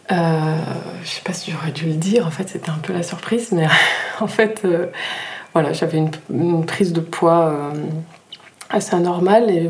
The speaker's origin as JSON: {"language": "French", "town": "Nîmes", "region": "Occitania", "country": "France", "tie": "born or raised there", "also_born_or_lived": "Brittany", "lives_now": "Annecy-le-Vieux, France", "said": "Je suis née en Bretagne, j'ai pas mal bougé, du coup, euh, euh, dans le sud de la France, à Tahiti, euh, à Paris. Et on atterrit à Nîmes. j'ai grandi à Nîmes, en fait."}